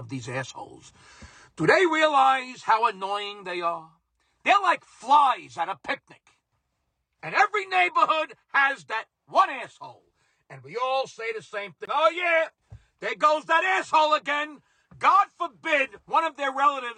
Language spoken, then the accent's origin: English; New York City, New York, United States; growing up in Brooklyn in the 1970s